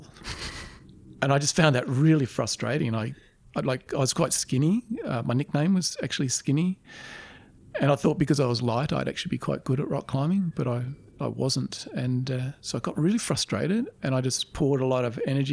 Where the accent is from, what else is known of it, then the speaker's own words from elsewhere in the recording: Canberra, Australian Capital Territory, Australia; I grew up in Canberra and I just walked the streets of Canberra